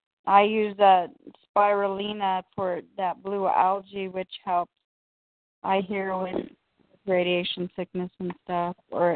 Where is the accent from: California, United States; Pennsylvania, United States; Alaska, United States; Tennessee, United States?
Alaska, United States; moved away; I used to be from Alaska. Now I'm here.